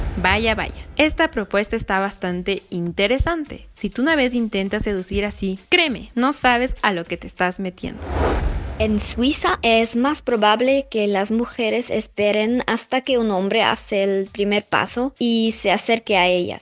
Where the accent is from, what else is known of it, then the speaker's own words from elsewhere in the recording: Spain; yo soy de España